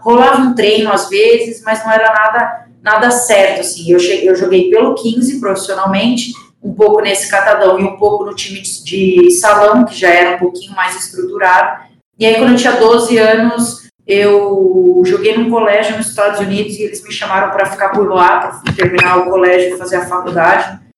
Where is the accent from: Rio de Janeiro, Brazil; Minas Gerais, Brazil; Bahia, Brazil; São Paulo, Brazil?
São Paulo, Brazil; Piracicaba; eu sou do interior aqui de São Paulo, é, comecei a jogar num clube da minha cidade